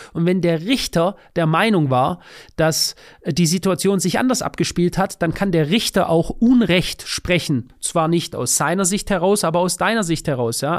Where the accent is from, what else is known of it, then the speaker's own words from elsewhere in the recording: Germany; bei uns in Deutschland